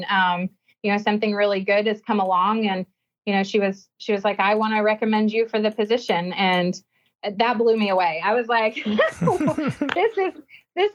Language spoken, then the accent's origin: English; Georgia, United States; moved away as an adult; also born or lived in Tuscaloosa, Alabama / South Carolina; Growing up in Georgia, about 20 minutes from the University of Georgia